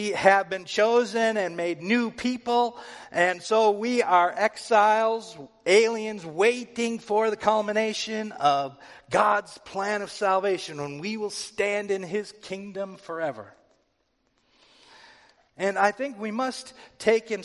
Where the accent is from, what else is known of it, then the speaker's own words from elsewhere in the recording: United States; I'm an American